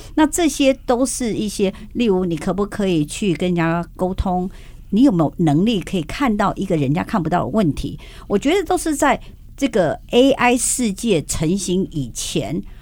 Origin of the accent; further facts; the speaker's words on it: Taiwan; 我们台湾